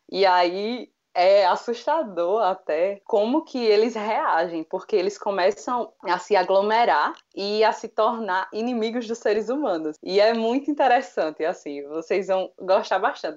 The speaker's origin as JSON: {"language": "Portuguese", "town": "Palmeira dos Índios", "region": "Alagoas", "country": "Brazil", "moved": "as an adult", "lives_now": "Maceió, Brazil", "said": "Eu, eu, eu sou de Palmeira dos Índios, que é hum. agreste de Alagoas"}